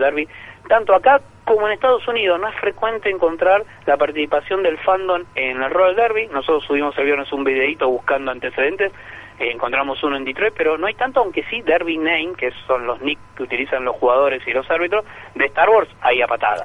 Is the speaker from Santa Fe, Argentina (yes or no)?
no; Buenos Aires Province, Argentina; En mi caso no soy porteño, soy bonaerense